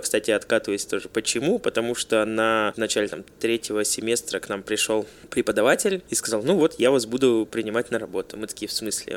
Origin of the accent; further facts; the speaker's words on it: Glazov, Udmurtia, Russia; moved away as an adult; also born or lived in Izhevsk; now in Moscow, Russia; меня пригласили в Глазов. Это мой родной город под Ижевском